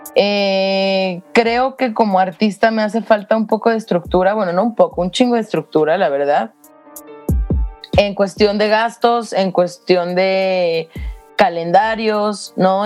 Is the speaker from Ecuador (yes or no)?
no; Mexico; moved away as an adult; yo no me voy de México